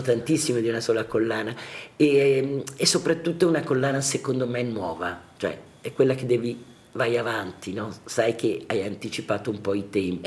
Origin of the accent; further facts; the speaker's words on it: Lombardy, Italy; also born or lived in Florence; now in Milan, Italy; sono tornata a casa, come si dice, essendo lombarda. ho ripreso le mie radici